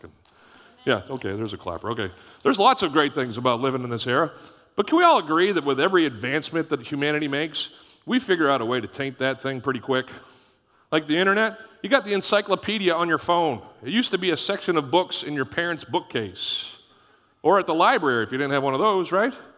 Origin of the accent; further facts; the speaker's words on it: Canada; moved away; when we grew up in Canada, it was Boxing Day